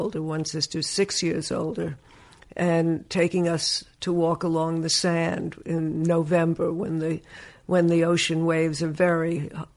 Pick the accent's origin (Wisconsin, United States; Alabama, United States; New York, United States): New York, United States; Woodmere; also born or lived in Brooklyn, New York; my father had a house built out on Long Island, and that's where I grew up